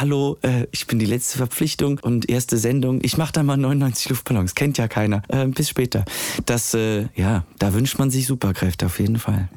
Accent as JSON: {"language": "German", "country": "Switzerland", "said": "Die Schweiz, wo ich herkomme, ist sehr klein"}